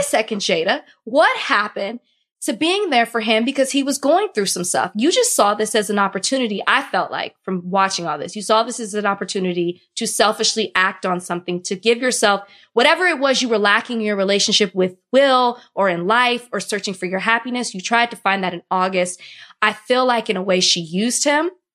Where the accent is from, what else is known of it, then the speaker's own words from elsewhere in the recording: Texas, United States; moved away as an adult; now in Florida, United States; I'm a Texan through and through.